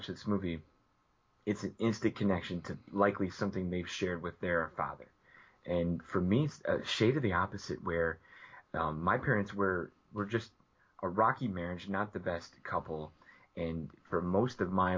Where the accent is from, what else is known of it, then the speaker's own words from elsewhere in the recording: outside Chicago, Illinois, United States; growing up outside Chicago